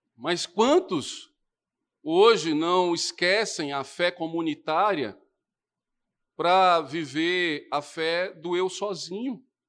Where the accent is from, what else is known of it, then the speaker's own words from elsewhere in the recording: Recife, Pernambuco, Brazil; moved away; also born or lived in Brasília; no meu nascimento em Recife, Na minha infância lá, na minha adolescência em Brasília